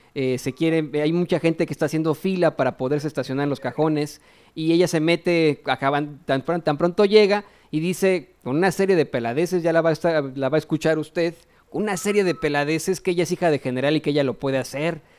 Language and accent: Spanish; Mexico; nosotros como mexicanos